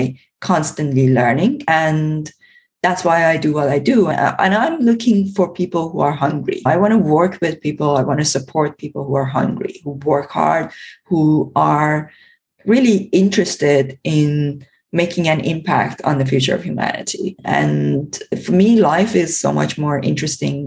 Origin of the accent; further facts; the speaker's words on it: Iran; moved away; I was born and brought up in Iran